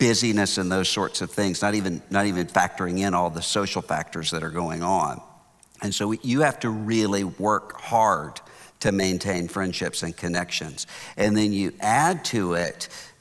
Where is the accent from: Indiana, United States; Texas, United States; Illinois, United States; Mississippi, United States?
Mississippi, United States; Biloxi; now in Houston, United States; I'm from Biloxi, Mississippi